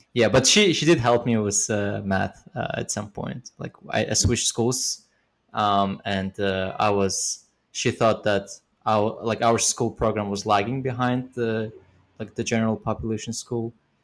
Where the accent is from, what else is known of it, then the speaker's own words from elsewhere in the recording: Almaty, Kazakhstan; moved away as an adult; also born or lived in Uzbekistan; now in United States; Before that, I lived in Kazakhstan, in Almaty, but I was born in Uzbekistan.